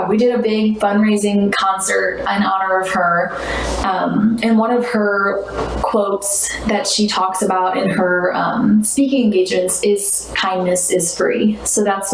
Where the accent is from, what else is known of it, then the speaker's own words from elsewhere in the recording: St. Louis, Missouri, United States; also born or lived in Kentucky; born and raised St. Louis